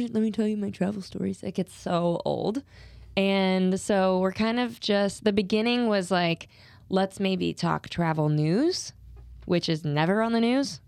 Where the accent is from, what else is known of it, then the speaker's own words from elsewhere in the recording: Louisiana, United States; moved away; I grew up in Louisiana